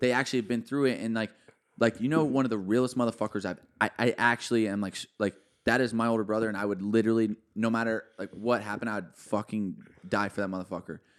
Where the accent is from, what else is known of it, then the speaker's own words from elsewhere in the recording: Alvarado, Texas, United States; I'm from a small town where you got three thousand people in my hometown, dude. Like, no one really even makes music there. Like, no one really gets out of Alvarado